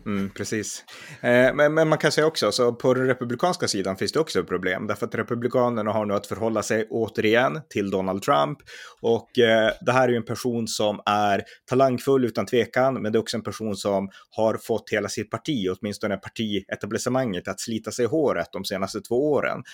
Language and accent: Swedish; Sweden; vi svenskar